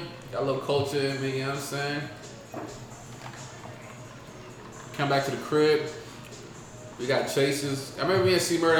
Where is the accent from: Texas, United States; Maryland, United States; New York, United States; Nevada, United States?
Maryland, United States; Baltimore; Like, I'm from Baltimore, nigga. Eastside, man.